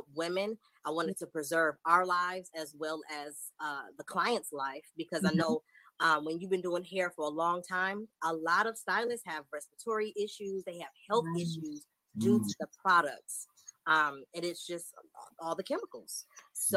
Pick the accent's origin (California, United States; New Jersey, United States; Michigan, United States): Michigan, United States; Detroit; moved away as an adult; also born or lived in Charlotte, North Carolina; now in San Antonio, United States; So I am originally from Detroit, Michigan. I relocated to Charlotte where I went to cosmetology school. And then from there, we relocated to Texas. So I'm currently located in San Antonio, Texas